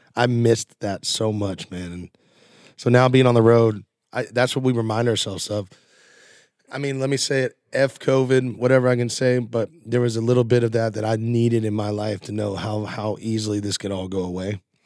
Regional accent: Nashville, Tennessee, United States; I was born right here in Nashville, and just, there's no reason to move

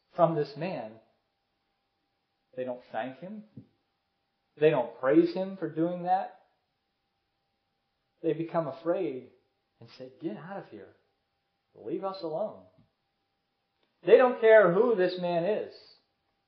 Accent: United States

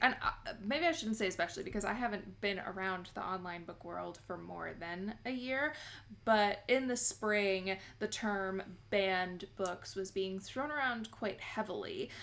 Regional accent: United States; I am from the States

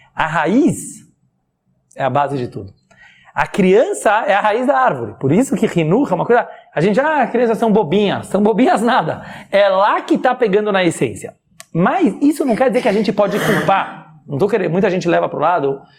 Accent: Brazil; todos nós aqui somos brasileiros

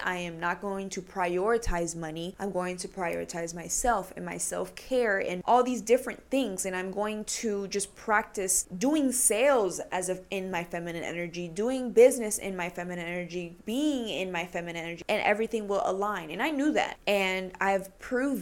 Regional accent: Puerto Rico; I'm Puerto Rican

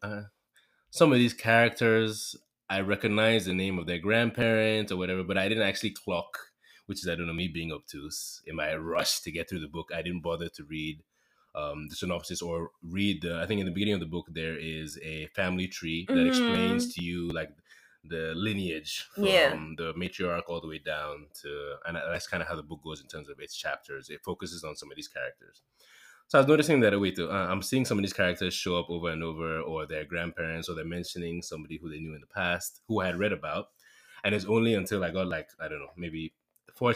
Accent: Nigeria; I am a Nigerian, currently a project manager.

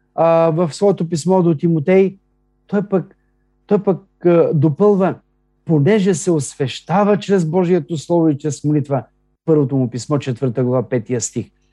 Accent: Bulgaria; ние сме така с ясното съзнание, като българи, че сме християни

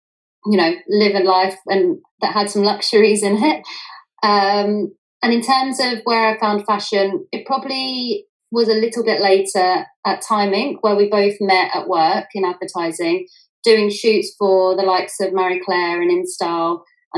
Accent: United Kingdom; also born or lived in New York; And I grew up just outside of London with my parents and my brother and sister. Working class family

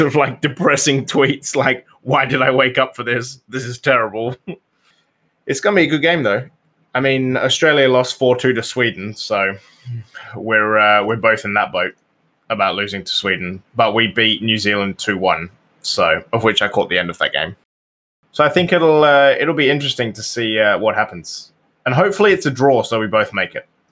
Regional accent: United Kingdom; I'm British

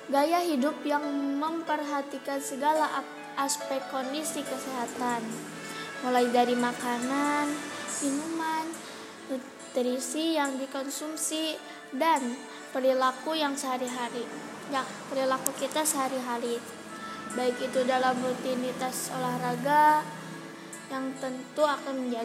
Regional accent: Tasikmalaya, West Java, Indonesia; Asal saya dari kota Tasikmalaya Umur saya 13 tahun

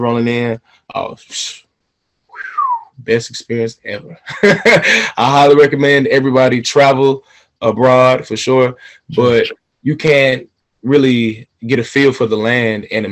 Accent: Atlanta, Georgia, United States; I'm from Atlanta, Georgia, born and raised

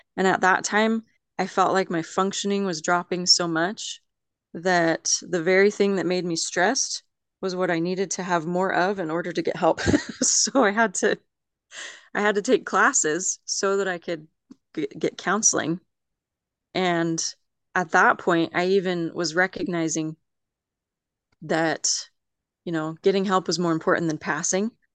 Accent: Mountain Home, Idaho, United States; also born or lived in Las Vegas, Nevada / Philadelphia, Pennsylvania; I grew up mainly in Mountain Home, Idaho. So, I've pretty much lived in Idaho

